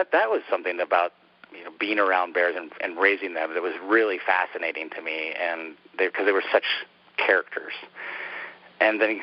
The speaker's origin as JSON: {"language": "English", "region": "Montana", "country": "United States", "tie": "born or raised there", "said": "since I was a kid growing up in Montana"}